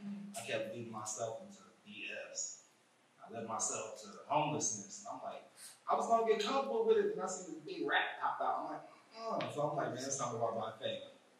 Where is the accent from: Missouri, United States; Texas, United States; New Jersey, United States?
Missouri, United States; St. Louis; also born or lived in Hamilton, Missouri / Quincy, Illinois / Hannibal, Missouri; now in Las Vegas, United States; was raised in that town, raised from Hamilton, Missouri, but I'm really from Quincy, Illinois, and then raised in the St. Louis area.